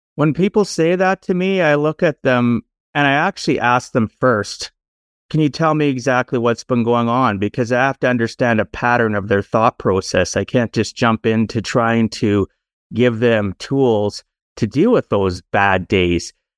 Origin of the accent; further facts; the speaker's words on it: Canada; Born and raised in Canada, I am now in my fifties